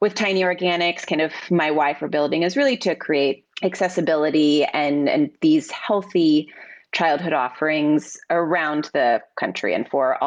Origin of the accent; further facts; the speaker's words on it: Irvine, California, United States; moved away as an adult; also born or lived in Los Angeles, United States / Harlem, New York, United States; now in New York, United States; I am from Southern California, grew up in Orange County and lived in LA as an adult